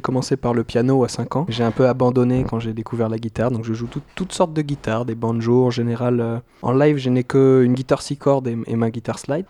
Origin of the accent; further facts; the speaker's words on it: New Caledonia; moved away as an adult; now in France; je viens de Nouvelle-Calédonie. Donc là, ça fait un an que je suis en France